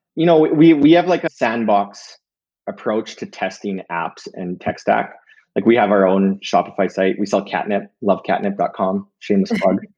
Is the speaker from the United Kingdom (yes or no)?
no; Canada; we're Canadian